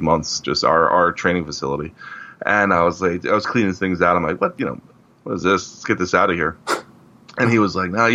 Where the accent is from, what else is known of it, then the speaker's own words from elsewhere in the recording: Cleveland, Ohio, United States; I grew up in Cleveland